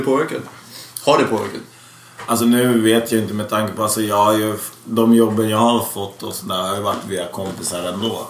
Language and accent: Swedish; Täby, Stockholm County, Sweden; also born or lived in Tensta; vi skulle växa upp i Täby